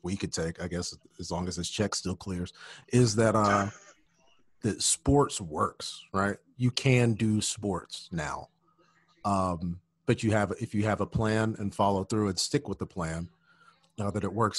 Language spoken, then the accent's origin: English; Birmingham, Alabama, United States; moved away; I'm from Birmingham, Alabama